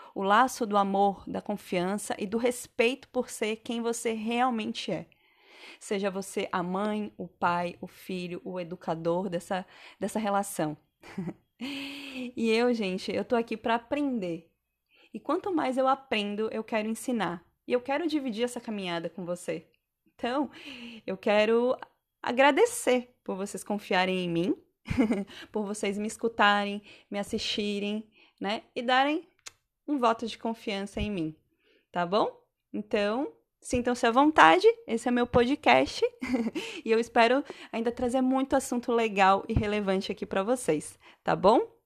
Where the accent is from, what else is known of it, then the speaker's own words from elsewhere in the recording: Santa Catarina, Brazil; moved away; also born or lived in São Paulo / Bahia; sou catarinense, mas já morei em alguns lugares no Brasil. Já morei em São Paulo, já morei na Bahia.